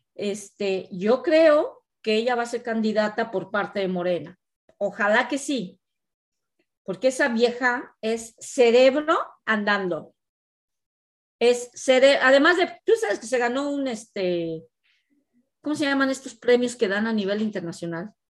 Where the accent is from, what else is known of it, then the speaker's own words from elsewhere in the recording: Mexico; also born or lived in Mexico City; now in Canada; somos mexicanos y queremos a nuestro México